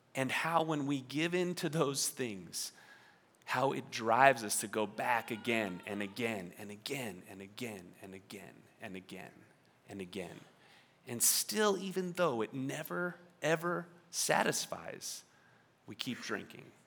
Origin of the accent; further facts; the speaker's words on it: New York, United States; moved away; I grew up in New York, and in New York, on the East Coast, we say water.